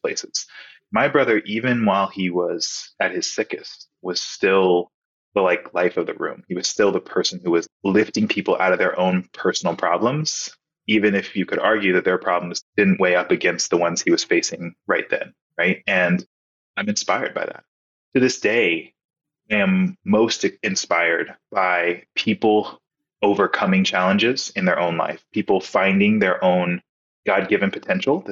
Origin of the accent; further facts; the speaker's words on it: Texas, United States; also born or lived in Nebraska; my home state of Texas